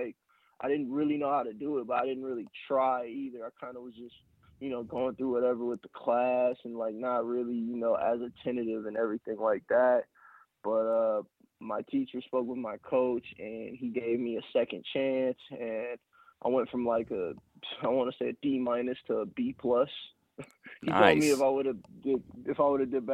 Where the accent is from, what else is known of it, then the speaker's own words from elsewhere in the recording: Long Beach, California, United States; I'm from Long Beach, California. Graduated from Long Beach Poly on the east side of Long Beach in 2011